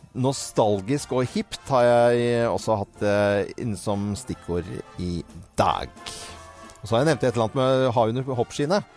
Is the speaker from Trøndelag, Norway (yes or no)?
no; Voss, Vestland, Norway; jeg er jo vossing